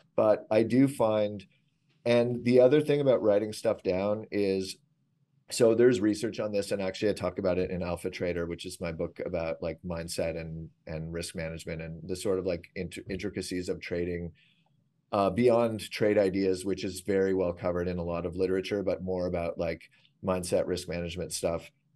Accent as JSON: {"language": "English", "country": "Canada", "said": "I'm Canadian"}